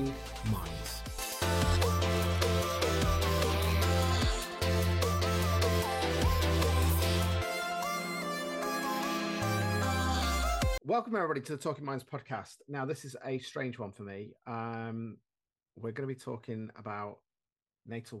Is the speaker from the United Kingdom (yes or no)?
yes; Shrewsbury, West Midlands, United Kingdom; I'm from Shrewsbury, near Shrewsbury